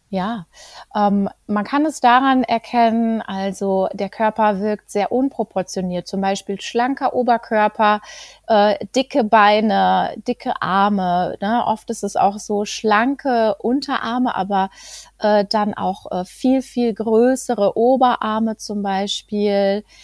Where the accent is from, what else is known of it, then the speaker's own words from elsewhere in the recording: Greven, North Rhine-Westphalia, Germany; ich komme aus Greven